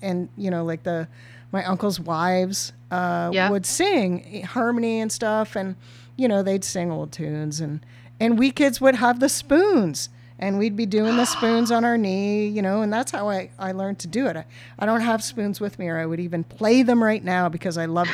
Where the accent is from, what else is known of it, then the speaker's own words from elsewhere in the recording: Ontario, Canada; as a Canadian, Ontarian young person from a small town.